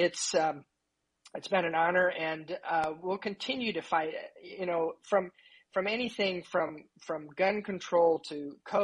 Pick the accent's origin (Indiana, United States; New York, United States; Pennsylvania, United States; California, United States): Indiana, United States; also born or lived in Houston, Texas; I moved back to Indiana. I was from Indiana.